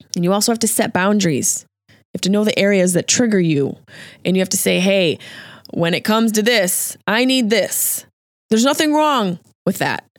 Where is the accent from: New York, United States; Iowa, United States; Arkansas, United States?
New York, United States; near Route 57 in Liverpool; Ground Round and T J Big Boy, seventh North, baby. That's right near where I grew up